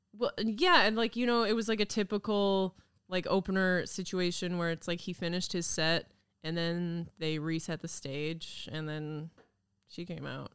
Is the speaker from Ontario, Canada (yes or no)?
no; Kamloops, British Columbia, Canada; moved away; I grew up in Kamloops